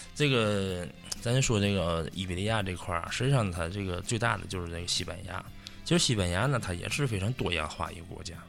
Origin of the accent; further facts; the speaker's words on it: Tianjin, China; accent: Tianjin dialect; now in Madrid, Spain; 咱还说天津话，咱这都老乡啊，对。天津人，哎。天津人